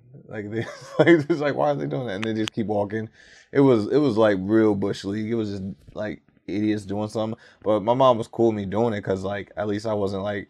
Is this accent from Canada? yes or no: no; Germany; also born or lived in Tacoma, Washington; Like, I grew up in Germany, actually.